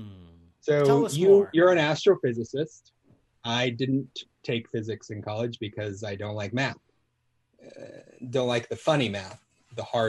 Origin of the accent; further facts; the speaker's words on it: Alaska, United States; I grew up in Alaska